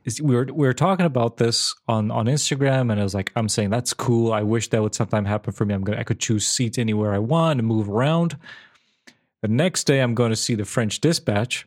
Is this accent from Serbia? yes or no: yes; Serbia; moved away as an adult; I was born and raised in Serbia for eighteen